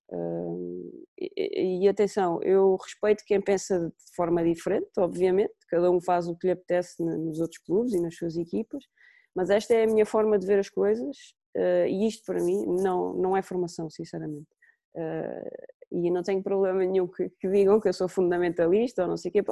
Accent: São Miguel, Azores, Portugal; moved away as an adult; also born or lived in Lisbon; Primeiro em São Miguel, porque eu nasci nos Açores uh, e só vim para Lisboa para a faculdade

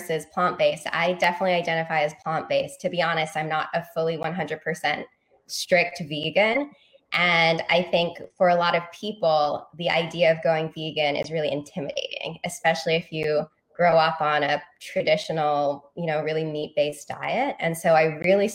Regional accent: London, United Kingdom; moved away as an adult; also born or lived in Virginia; now in New York City, United States; my background in Northwest London, where I grew up

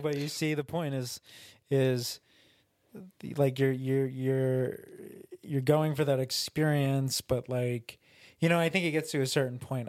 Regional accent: New York, United States; we're both from New York. We're both from different towns in New York

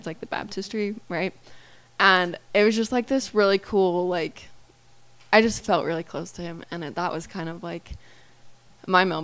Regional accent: Southeast Idaho, United States; growing up in Idaho, it's like, well, at least Southeast Idaho is kind of like a mini Utah.

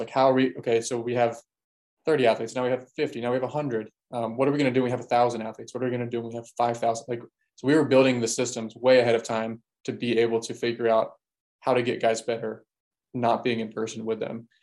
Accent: Baltimore, Maryland, United States; I'm from Baltimore

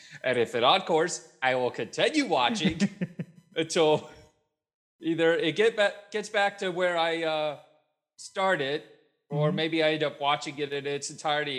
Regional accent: Louisville, Kentucky, United States; I grew up in Louisville, Kentucky.

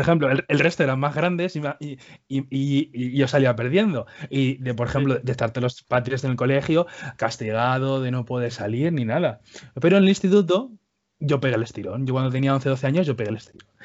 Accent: Spain; accent: Spanish; yo y mis hermanos, todos nacimos aquí, nos hemos quedado aquí. Yo, por ejemplo, yo tengo acento de español, yo no tengo acento de Cuba

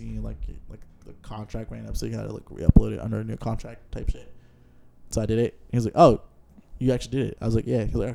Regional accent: Oakland, California, United States; I'm from Oakland

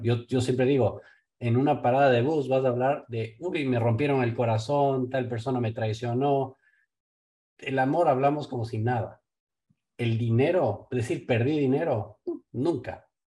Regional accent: Ecuador; Yo vengo de Ecuador

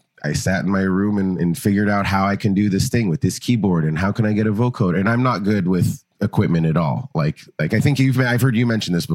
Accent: Los Angeles, California, United States; moved away; also born or lived in Oakland, San Francisco Bay Area; I grew up in Los Angeles.

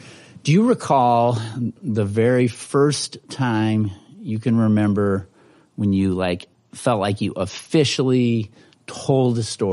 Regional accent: Minneapolis, Minnesota, United States; also born or lived in Dallas, Texas; I was born in Dallas, Texas. A lot of people don't know that, and I moved here when I was four. Lived over in Prospect Park, Minneapolis.

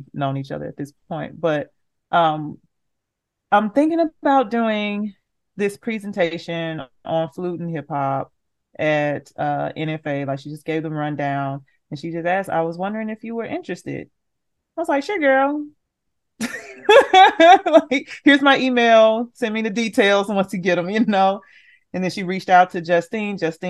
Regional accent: Memphis, Tennessee, United States; I'm from Memphis, Tennessee

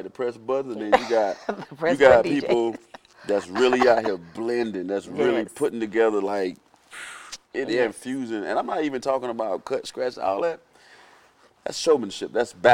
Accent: South Florida, United States; I'm from South Florida

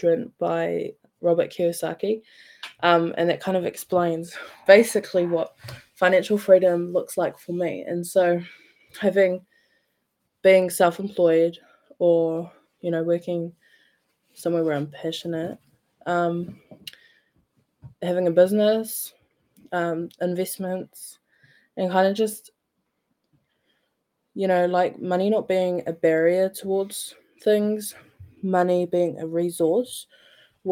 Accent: Napier, Hawke's Bay, New Zealand; Growing up, I grew up in Napier.

